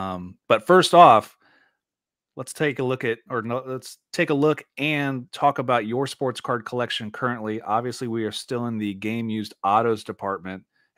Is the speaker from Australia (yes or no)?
no; Indiana, United States; We're from Indiana.